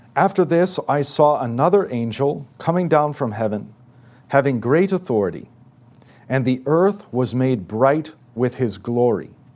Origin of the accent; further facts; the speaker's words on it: United States